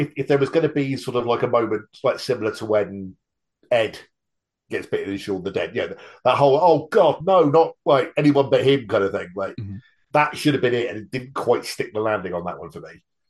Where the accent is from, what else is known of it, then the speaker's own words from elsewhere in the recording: United Kingdom; But yeah, once again, being the Brit amongst us, all of that bit in the bowling alley felt very realistic for sort of like a crappy little bowling alley in the middle of nowhere.